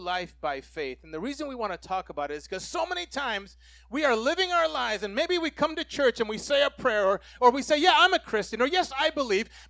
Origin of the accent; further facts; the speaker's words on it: Puerto Rico; I grew up in Puerto Rico